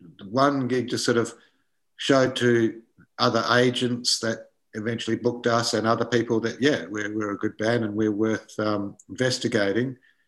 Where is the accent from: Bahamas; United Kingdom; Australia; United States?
Australia; Perth, Western Australia; You know, we came across from Perth, went to Sydney, stayed there for 6 months, went down to Melbourne